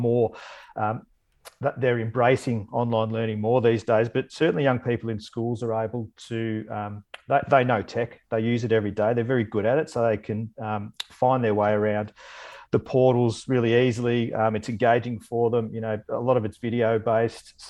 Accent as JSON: {"language": "English", "town": "Bendigo", "region": "Victoria", "country": "Australia", "tie": "born or raised there", "said": "I grew up in Bendigo"}